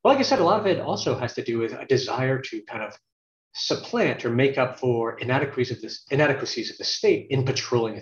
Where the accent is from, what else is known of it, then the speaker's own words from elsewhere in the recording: United States; also born or lived in Virginia / Berkeley, California; I was raised in the States